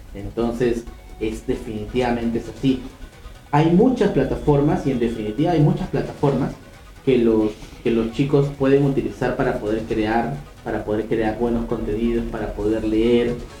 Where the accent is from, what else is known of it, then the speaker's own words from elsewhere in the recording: Peru; nosotros los peruanos somos los que empujamos